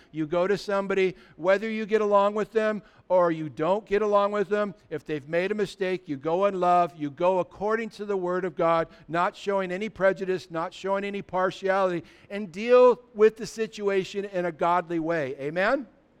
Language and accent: English; California, United States; I remember when we were kids, we grew up in California, and we used to, as teenagers, drive across the border to go surf in Mexico.